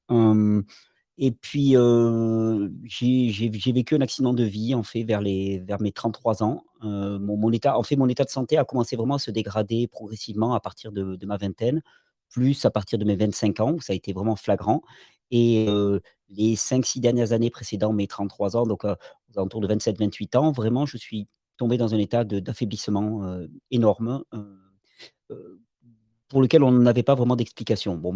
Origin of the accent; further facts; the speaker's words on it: Catalonia, Spain; born there; Je {S0} mmh suis, euh, {S1} je suis né en Catalogne. C'est important pour moi parce que j'habite toujours dans mon pays